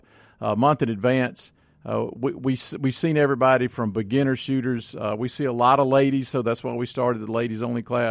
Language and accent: English; Florence, Mississippi, United States; I grew up out in Rankin County in Florence, so we're hunters